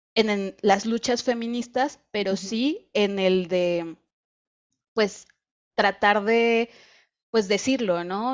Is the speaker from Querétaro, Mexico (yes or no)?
yes; Querétaro, Mexico; also born or lived in Mexico City; now in Guadalajara, Mexico; yo vivía en Ciudad de México y soy de Querétaro